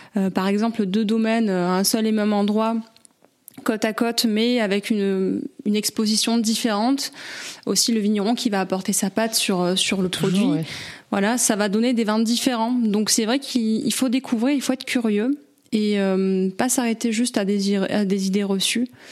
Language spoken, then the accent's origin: French; Avignon, Provence-Alpes-Côte d'Azur, France; moi, je suis native du Vaucluse. Euh, je suis née à Avignon